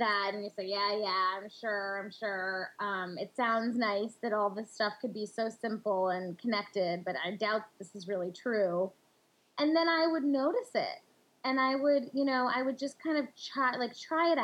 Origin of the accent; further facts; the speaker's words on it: India; in our culture, and especially as an Indian woman